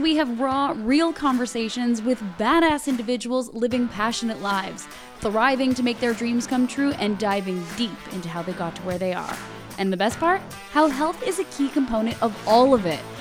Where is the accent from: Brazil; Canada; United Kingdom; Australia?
Canada; Hudson, Quebec; moved away as an adult; also born or lived in Montreal; small town outside of Montreal called Hudson